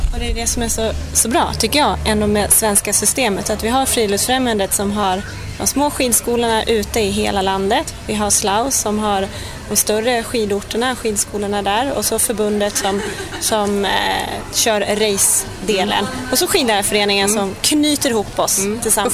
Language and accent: Swedish; Sweden; som svensk